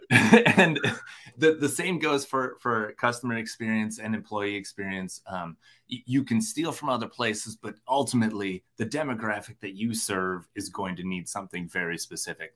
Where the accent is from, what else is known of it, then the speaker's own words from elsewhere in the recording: Minnesota, United States; I'm from Minnesota